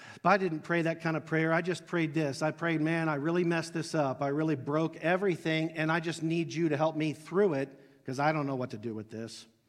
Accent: Dayton, Ohio, United States; I grew up in Southwest Ohio, Dayton, Ohio

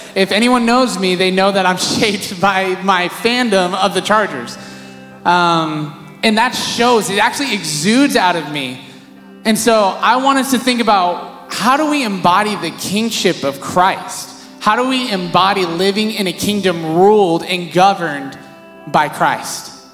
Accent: Visalia, California, United States; also born or lived in San Diego; I grew up in Visalia

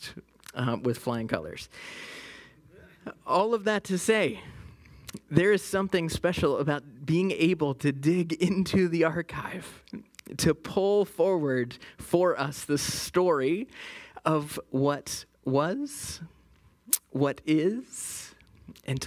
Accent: West Virginia, United States; moved away; my home state of West Virginia

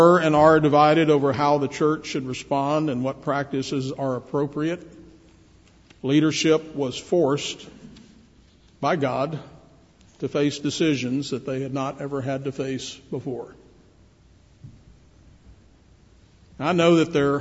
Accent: Shreveport, Louisiana, United States; When I grew up in Shreveport, Louisiana

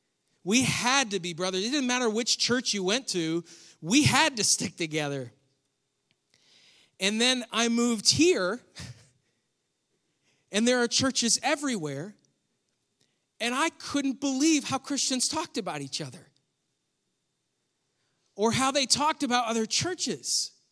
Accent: New York, United States; now in North Carolina, United States; this was very surprising for me moving from New York where I grew up to North Carolina. Where I grew up in New York, we were part of the Baptist Church.

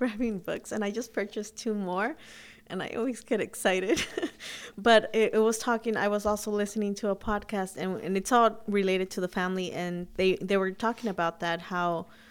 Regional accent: Huntington Park, California, United States; also born or lived in Sacramento, California; I grew up in Huntington Park

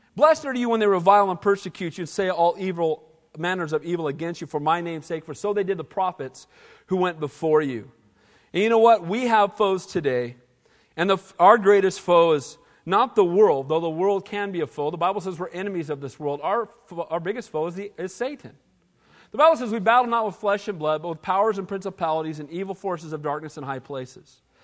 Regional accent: Santa Cruz, California, United States; I grew up here

